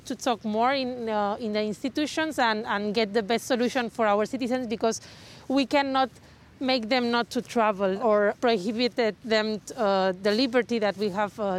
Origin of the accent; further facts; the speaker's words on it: Palma, Balearic Islands, Spain; I'm from Palma here in Mallorca